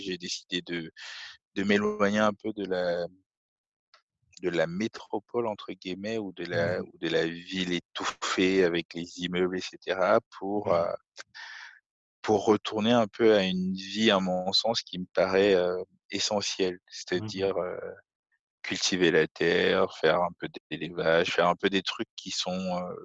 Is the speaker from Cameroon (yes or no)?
yes; Cameroon; moved away; on a grandi au Cameroun.